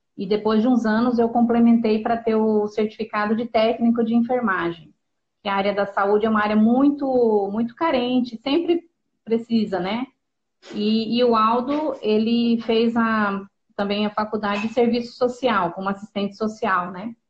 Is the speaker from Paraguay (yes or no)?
yes; Pedro Juan Caballero, Amambay, Paraguay; moved away; Na época a gente morava no Paraguai, em Pedro Juan Cavalheiro.